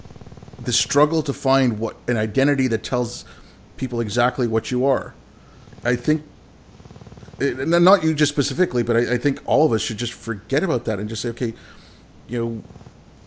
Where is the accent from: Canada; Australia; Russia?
Canada; also born or lived in India; I consider myself a Canadian. I was born in India, but I moved here when I was 6.